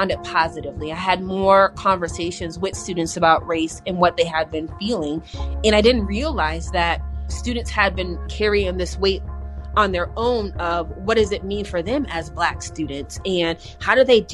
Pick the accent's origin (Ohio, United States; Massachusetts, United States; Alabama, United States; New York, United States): Massachusetts, United States; Springfield; born and raised in Springfield.